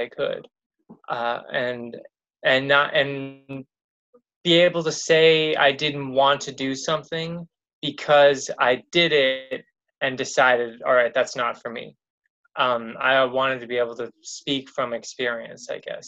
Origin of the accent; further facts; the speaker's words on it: Los Angeles, California, United States; also born or lived in Glendale; I grew up basically here in Los Angeles, like in the Pasadena area, and then kind of Glendale